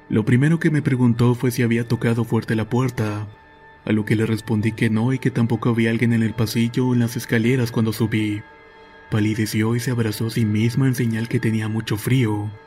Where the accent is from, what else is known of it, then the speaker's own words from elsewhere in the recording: Venezuela; al estado de Mérida aquí en Venezuela, el cual es un destino turístico en mi país muy concurrido.